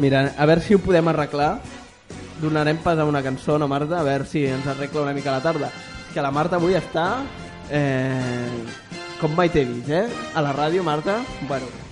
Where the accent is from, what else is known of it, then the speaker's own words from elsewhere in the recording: Barcelona, Catalonia, Spain; sóc de Barcelona